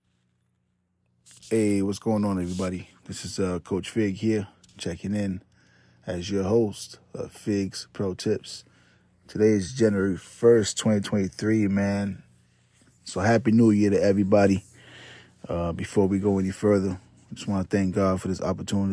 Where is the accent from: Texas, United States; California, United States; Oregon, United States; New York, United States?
New York, United States; New York City; moved away as an adult; also born or lived in Puerto Rico; now in Florida, United States; I'm from the Bronx, New York, born and raised